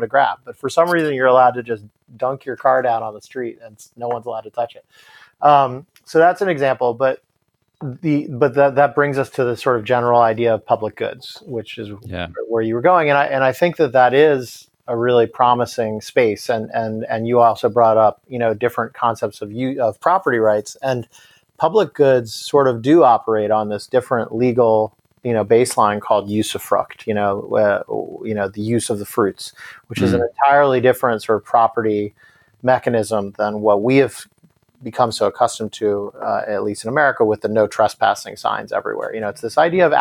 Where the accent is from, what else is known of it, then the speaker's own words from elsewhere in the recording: New York, United States; as a New Yorker